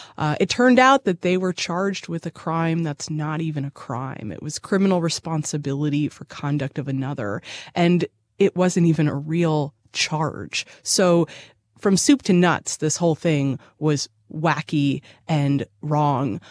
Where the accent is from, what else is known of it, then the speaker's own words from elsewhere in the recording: Boston, Massachusetts, United States; moved away as an adult; also born or lived in Chicago; now in Nashville, United States; I'm from Boston by way of Chicago, and I came to Nashville, uh, in two thousand sixteen.